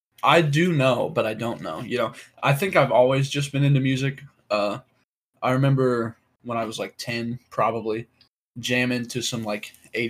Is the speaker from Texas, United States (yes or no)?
yes; Abilene, Texas, United States; I was born right here in Abilene, Texas.